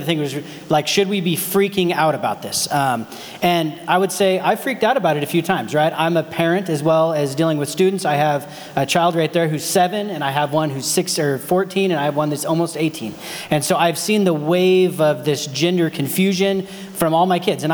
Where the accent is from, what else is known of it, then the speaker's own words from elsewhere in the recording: Modoc, California, United States; where I grew up in Modoc, like there was real cowboys